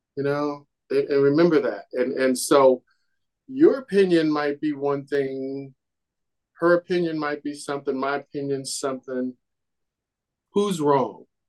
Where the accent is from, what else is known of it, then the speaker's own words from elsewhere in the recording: Kansas City, Missouri, United States; moved away as an adult; I'm a kid from Kansas City